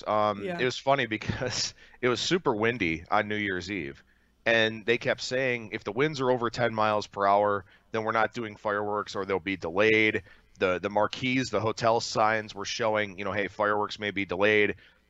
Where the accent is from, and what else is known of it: Cleveland, Ohio, United States